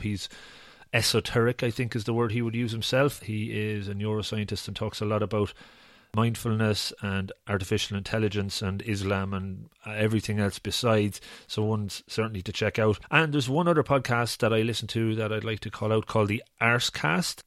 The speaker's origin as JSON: {"language": "English", "country": "Ireland", "said": "I'm Irish"}